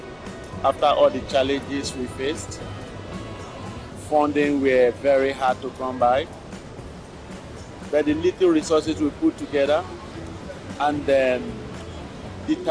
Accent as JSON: {"language": "English", "country": "Nigeria", "moved": "yes", "lives_now": "Ghana", "said": "I do not see myself as just a Nigerian."}